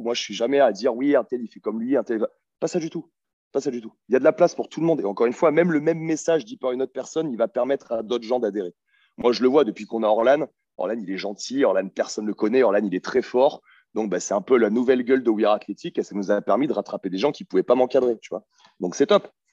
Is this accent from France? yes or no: yes; France; je suis un petit Français de merde